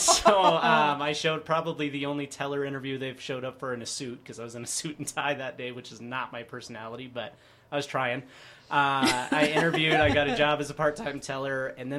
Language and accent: English; Micronesia; born there; I was born in the Federated States of Micronesia.